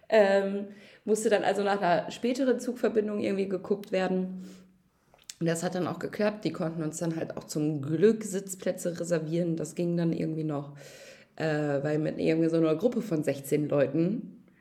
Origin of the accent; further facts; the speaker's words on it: Salzburg, Austria; ich bin Oberösterreicher, ich komme aus Salzburg.